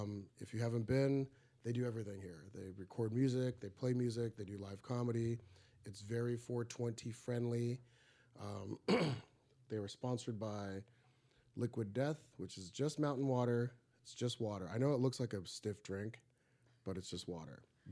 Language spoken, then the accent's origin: English; Riverside, California, United States; also born or lived in Egypt; We grew up in Riverside, California. I was born in, our background is Egyptian. I was born in Egypt, raised in the U.S., and you were born here and raised here. And we grew up in Riverside, California, four girls, two boys.